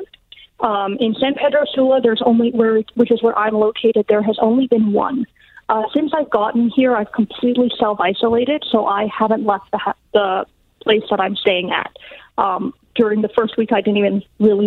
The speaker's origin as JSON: {"language": "English", "country": "Canada", "said": "back home on Canadian soil"}